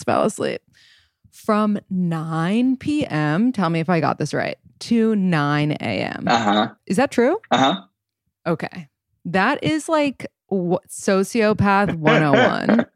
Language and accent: English; New York, United States; I'm from New York, born and raised